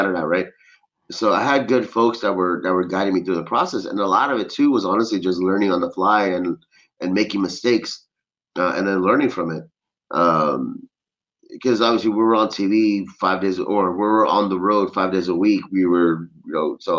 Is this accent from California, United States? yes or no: yes; Los Angeles, California, United States; I'm from Los Angeles originally